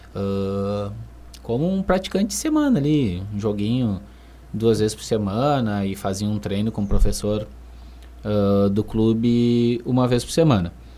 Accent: Rio Grande, Rio Grande do Sul, Brazil; moved away as an adult; now in Santa Maria, Brazil; eu sou natural de Rio Grande, né? Eu resido em Santa Maria há um ano

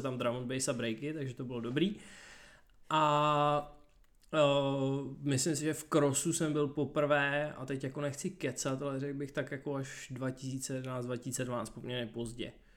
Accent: Děčín, Ústí nad Labem Region, Czechia; já jsem z Děčína původem

